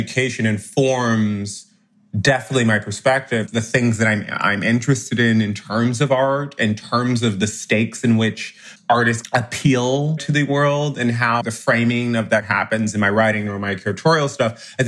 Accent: Chicago, Illinois, United States; moved away as an adult; also born or lived in Washington, D.C.; now in New York, United States; I grew up in Chicago

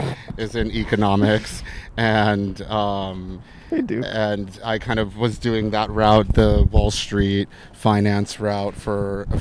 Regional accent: Arizona, United States; also born or lived in New York City, United States; Originally the state of Arizona.

